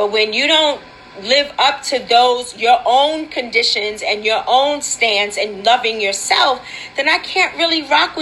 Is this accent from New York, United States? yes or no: yes; New York City, New York, United States; We were raised together in Wagner Projects